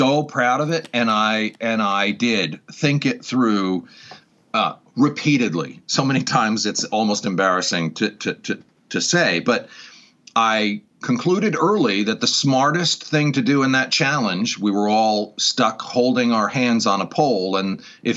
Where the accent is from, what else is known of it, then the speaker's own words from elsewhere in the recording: Newport, Rhode Island, United States; Born and raised in that town